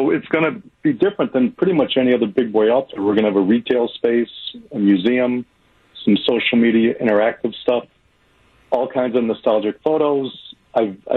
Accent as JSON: {"language": "English", "region": "Michigan", "country": "United States", "said": "we're both from Michigan."}